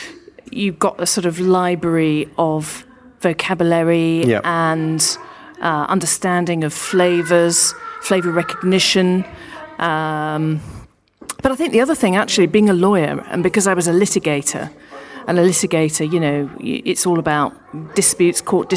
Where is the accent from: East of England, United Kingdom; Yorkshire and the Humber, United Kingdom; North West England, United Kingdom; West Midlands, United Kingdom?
Yorkshire and the Humber, United Kingdom; born there; Yeah, I worked in London, but I was born in Yorkshire